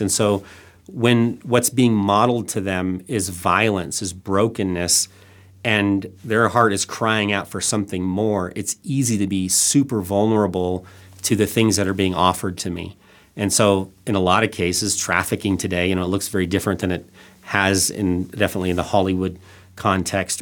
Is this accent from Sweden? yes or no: no; Thailand; also born or lived in Northwest Arkansas; I, I was born and raised in Thailand